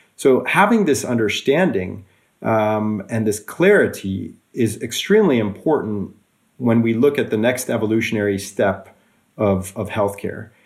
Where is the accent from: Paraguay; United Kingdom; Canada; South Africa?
Canada; also born or lived in Switzerland / Russia / Australia / California; now in Norway; I also grew up in, in Canada.